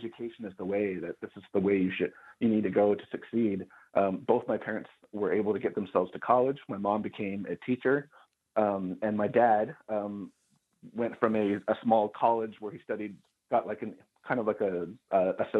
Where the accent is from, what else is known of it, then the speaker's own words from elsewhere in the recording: Holbrook, Arizona, United States; moved away as an adult; I grew up in Holbrook, Arizona, which is a small town in northern Arizona. It's on the border of the Navajo Nation. It is off the reservation. And I did all of my kindergarten through 12th grade education there. That's where my parents still live.